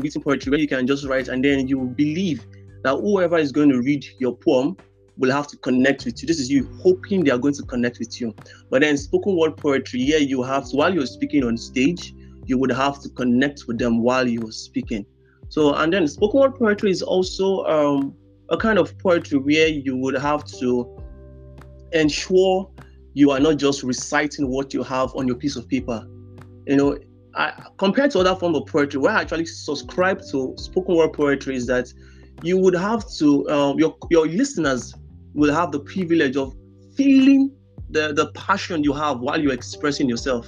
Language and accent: English; Rivers State, Nigeria; I'm from River State, kind of local government